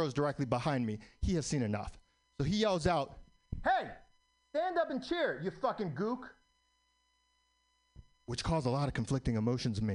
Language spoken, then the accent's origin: English; New York City, New York, United States; I was born in New York, still live in New York